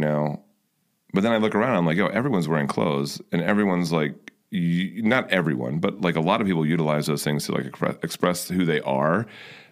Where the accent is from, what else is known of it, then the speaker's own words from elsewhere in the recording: Fairfax County, Northern Virginia, United States; moved away; the area I grew up, which was Northern Virginia, is Fairfax County outside of DC